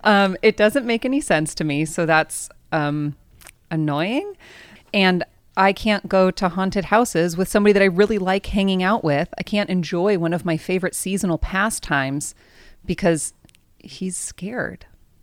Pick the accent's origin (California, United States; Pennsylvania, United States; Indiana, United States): California, United States; San Diego; I grew up here in San Diego.